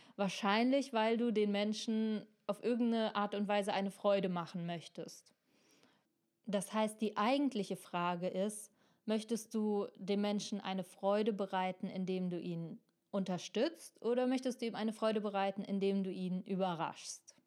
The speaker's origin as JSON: {"language": "German", "country": "Germany", "said": "wir Deutschen"}